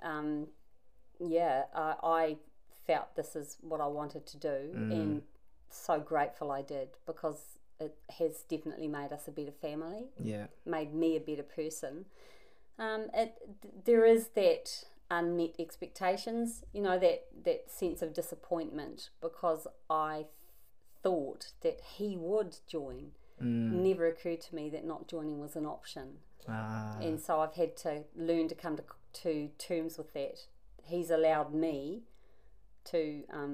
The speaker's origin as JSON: {"language": "English", "town": "Invercargill", "region": "Southland", "country": "New Zealand", "tie": "born or raised there", "also_born_or_lived": "Nelson, New Zealand", "moved": "as an adult", "lives_now": "Perth, Australia", "said": "I'm from New Zealand. So I was born in Invercargill and then married there. And then we moved from Invercargill to Nelson, where we lived most of our lives."}